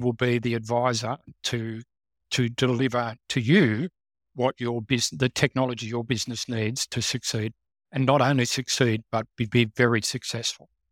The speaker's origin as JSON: {"language": "English", "town": "Canberra", "region": "Australian Capital Territory", "country": "Australia", "tie": "born or raised there", "said": "growing up in Canberra, of course, I was working for organizations"}